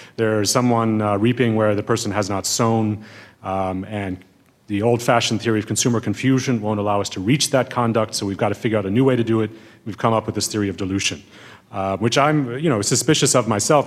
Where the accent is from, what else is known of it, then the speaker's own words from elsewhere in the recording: Berkeley, California, United States; I grew up partially in Berkeley, California